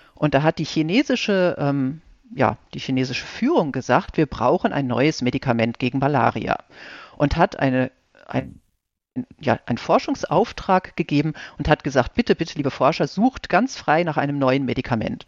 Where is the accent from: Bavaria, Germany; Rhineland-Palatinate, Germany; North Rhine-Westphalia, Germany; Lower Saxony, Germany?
North Rhine-Westphalia, Germany; Ostwestfalen-Lippe; moved away as an adult; also born or lived in Regensburg; now in Heidelberg, Germany; Ich komme aus Ostwestfalen-Lippe gebürtig